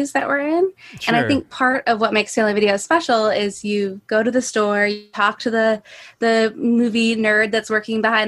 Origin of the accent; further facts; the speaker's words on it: Traverse City, Michigan, United States; I'm from Traverse City originally